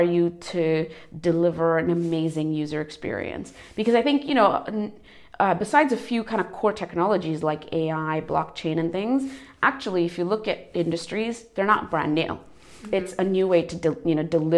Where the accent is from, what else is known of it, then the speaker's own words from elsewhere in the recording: United States; moved away as an adult; also born or lived in India / Europe; I was born in India, so I'm Asian, but I grew up in America, so North American by background. And then I've been in Europe for over 10 years